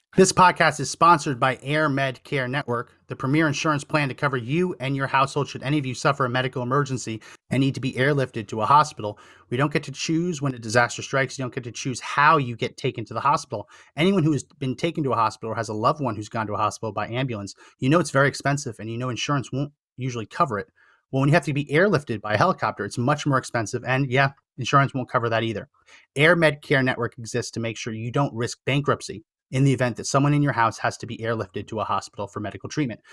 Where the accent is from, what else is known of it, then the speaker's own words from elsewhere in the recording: New Jersey, United States; I grew up in New Jersey, so I was in New York all the time